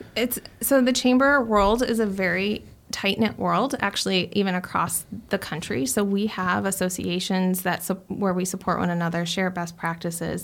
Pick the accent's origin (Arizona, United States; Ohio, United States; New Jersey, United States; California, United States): Arizona, United States; Chandler; also born or lived in Gilbert, Arizona; I grew up in Chandler